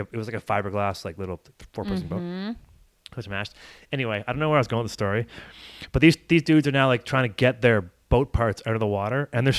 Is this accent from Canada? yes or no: yes; Barrie, Ontario, Canada; born or raised there; now in Whistler, Canada